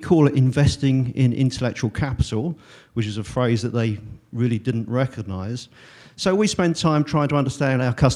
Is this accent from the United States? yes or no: no; England, United Kingdom; I'm an accountant from England